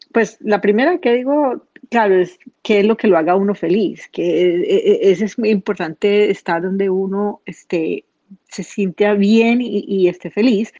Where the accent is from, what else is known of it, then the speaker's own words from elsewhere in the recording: Colombia; moved away; Cuando salí de Colombia por primera vez